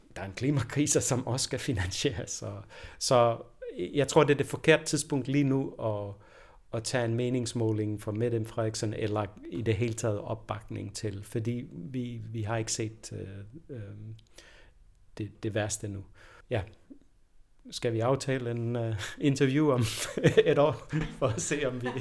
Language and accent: Danish; Denmark; jeg er født i Danmark